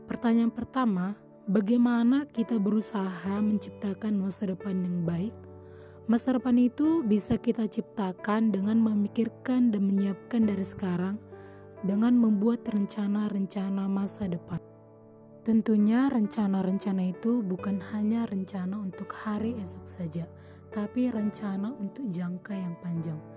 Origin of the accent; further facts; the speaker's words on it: Toba, North Sumatra, Indonesia; Asal saya dari Kabupaten Tuba, Sumatera Utara.